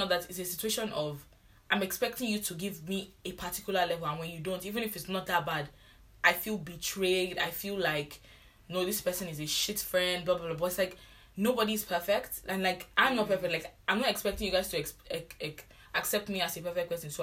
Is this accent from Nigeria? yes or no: yes; Nigeria; moved away; I'm the Nigerian I hate